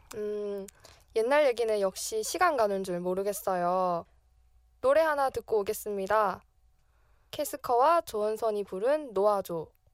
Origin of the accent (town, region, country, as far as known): Masan, South Gyeongsang, South Korea; born or raised there; moved away as an adult; now in Seoul, South Korea